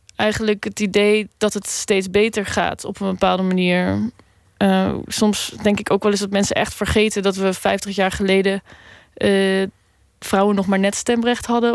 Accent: Randstad, Netherlands; Een beetje in de randstad waar ik ben opgegroeid

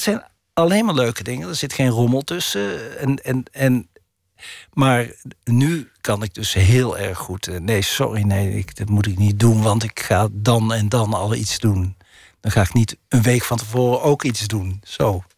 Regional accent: North Brabant, Netherlands; accent: Brabantse tongval; Ik heb een Brabantse tongval

